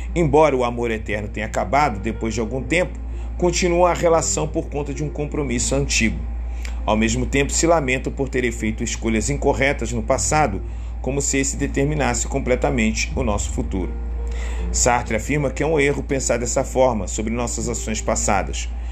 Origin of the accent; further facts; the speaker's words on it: Rio de Janeiro, Brazil; Sou brasileiro, homem e cresci em, no Rio de Janeiro